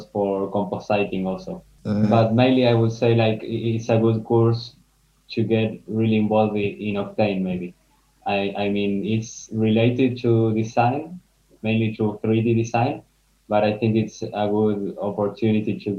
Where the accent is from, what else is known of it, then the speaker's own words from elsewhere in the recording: Argentina; moved away as an adult; also born or lived in Amsterdam, Netherlands; now in Spain; I am from Argentina, and I lived all my life there. But the last 2 years, I have been living in Amsterdam. And this last month, I came to Spain